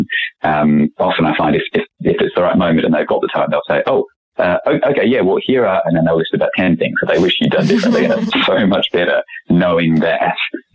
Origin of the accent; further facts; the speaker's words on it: Australia; moved away as an adult; now in London, United Kingdom; growing up in Oz